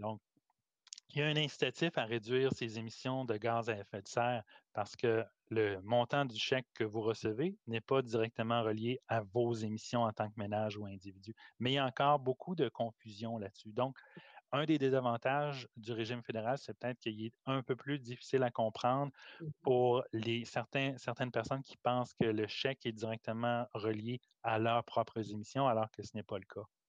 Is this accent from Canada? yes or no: yes; Canada; En tant que Canadien, Nord-Américain